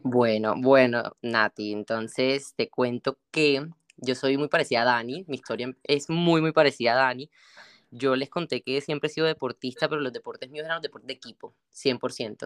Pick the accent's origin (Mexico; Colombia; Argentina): Colombia; moved away as an adult; also born or lived in Barranquilla, Colombia / Bogotá, Colombia; now in Spain; allá en Colombia, en en mi país, ahora que estoy por este lado